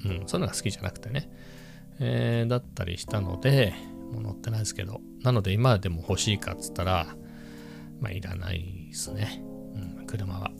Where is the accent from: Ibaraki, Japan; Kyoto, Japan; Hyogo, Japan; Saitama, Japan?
Ibaraki, Japan; now in Chiba, Japan; 茨城にも信号はあったけど、そんなにはねえよっていう、僕の地元だと